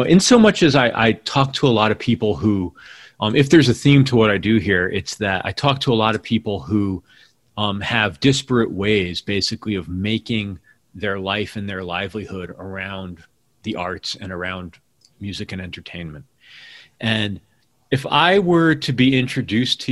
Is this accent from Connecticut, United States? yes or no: yes; Hamden, Connecticut, United States; moved away as an adult; also born or lived in New York City; I was from Hamden outside of New Haven.